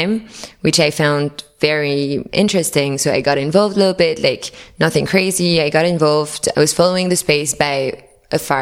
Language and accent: English; Paris, Île-de-France, France; moved away; also born or lived in New York; I was living in New York, but I'm originally from Paris.